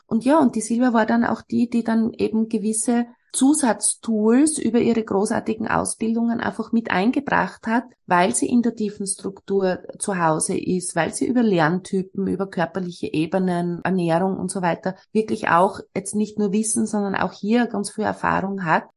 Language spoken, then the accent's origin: German; Austria; bei uns in Österreich